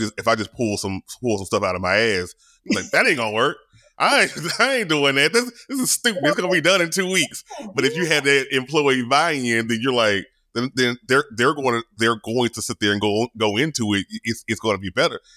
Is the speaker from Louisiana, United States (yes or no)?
yes; Louisiana, United States; I'm from Louisiana, I'm country.